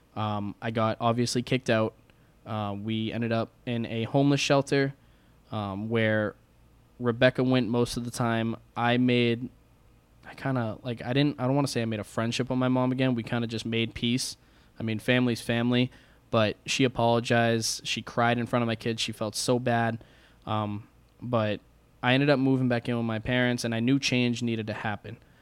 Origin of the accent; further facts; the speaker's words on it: Massachusetts, United States; also born or lived in Alabama; we moved from Alabama back home to Massachusetts